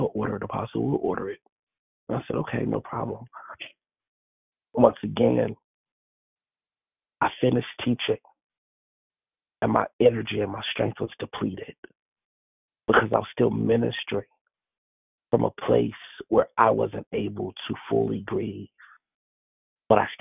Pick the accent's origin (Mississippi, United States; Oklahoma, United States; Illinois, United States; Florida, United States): Illinois, United States; Chicago; moved away; also born or lived in Canada; Chicago, which is my hometown